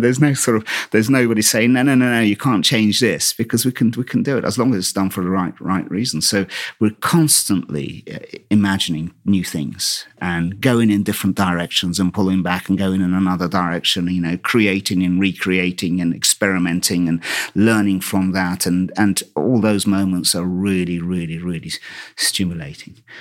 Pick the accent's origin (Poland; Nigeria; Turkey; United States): Turkey; Istanbul; born or raised there; also born or lived in Brighton, United Kingdom; now in United Kingdom